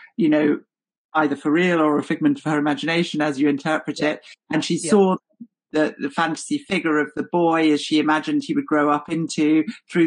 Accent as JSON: {"language": "English", "region": "London", "country": "United Kingdom", "tie": "born or raised there", "said": "I'm a Londoner and I've grown up around those communities"}